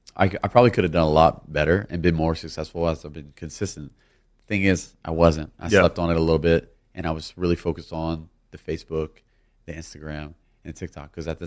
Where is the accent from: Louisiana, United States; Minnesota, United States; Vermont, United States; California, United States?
Louisiana, United States; I'm from Louisiana.